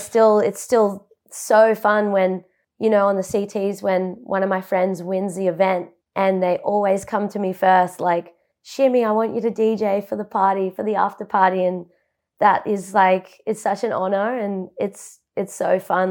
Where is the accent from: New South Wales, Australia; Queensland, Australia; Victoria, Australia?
Queensland, Australia; Buderim; moved away as an adult; now in Gold Coast, Australia; I was born and raised in Budrum on the Sunshine Coast, and it's ten minutes inland of Mauritiadore, which is central Sunshine Coast.